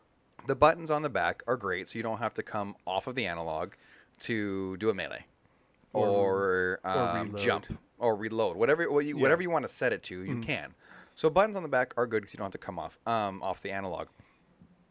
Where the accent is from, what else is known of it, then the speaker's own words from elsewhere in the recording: United States; I'm American